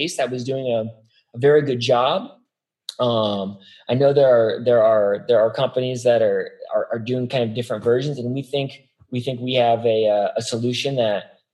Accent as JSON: {"language": "English", "town": "Las Vegas", "region": "Nevada", "country": "United States", "said": "I'm from Las Vegas"}